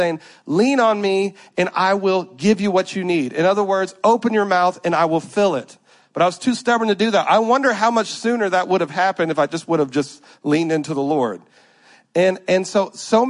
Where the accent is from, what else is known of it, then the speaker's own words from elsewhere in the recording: Louisiana, United States; I'm from Louisiana.